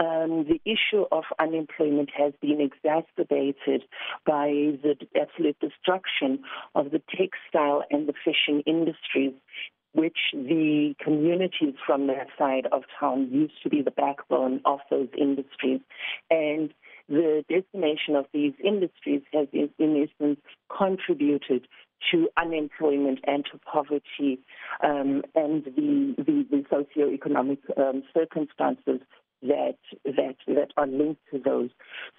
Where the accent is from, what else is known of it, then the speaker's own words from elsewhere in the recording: Cape Town, Western Cape, South Africa; moved away; I grew up on the Cape Flats. I grew up in Nuremberg, to be specific. And after all these years, coming back to the Western Cape